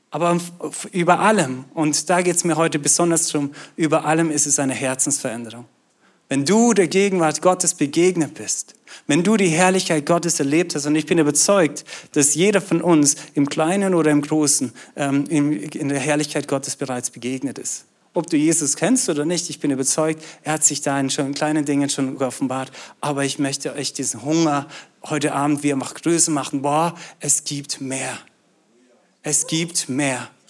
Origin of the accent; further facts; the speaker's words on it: Austria; now in Schwäbisch Hall, Germany; Ähm, bin eigentlich in Österreich aufgewachsen und äh, bin Schweizer.